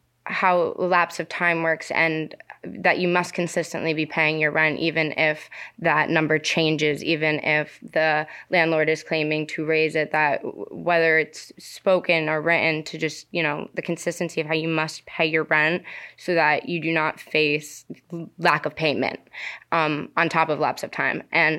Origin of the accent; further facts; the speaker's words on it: New Jersey, United States; I'm a junior journalism student at the University of Connecticut. I'm from New Jersey.